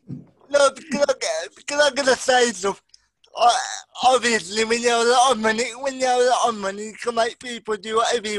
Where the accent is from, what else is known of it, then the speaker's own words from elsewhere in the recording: Birmingham, West Midlands, United Kingdom; I am from Birmingham